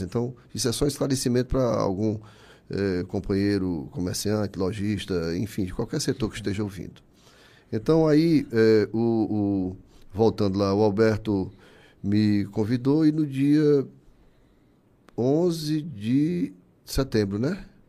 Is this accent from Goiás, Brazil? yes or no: no; Barro, Ceará, Brazil; now in Fortaleza, Brazil; Eu nasci já no Barro, nasci em 59